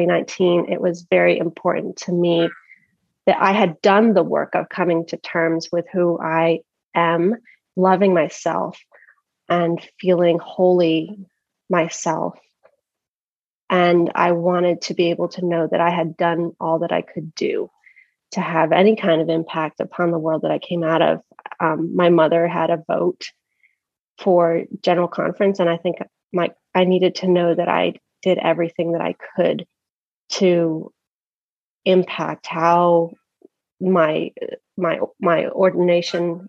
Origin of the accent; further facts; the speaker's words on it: Philadelphia, Pennsylvania, United States; moved away as an adult; also born or lived in the South; now in Tucson, United States; went to college in the South, coming from Philadelphia